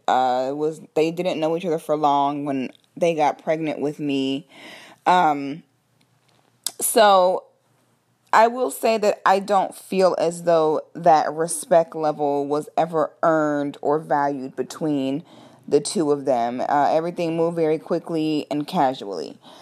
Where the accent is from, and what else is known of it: Orlando, Florida, United States